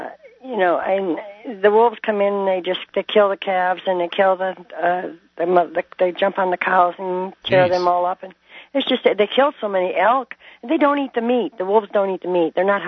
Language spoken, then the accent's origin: English; Canada; now in Montana, United States; I'm a Canadian, I'm a United States citizen, and I'm a dual citizen.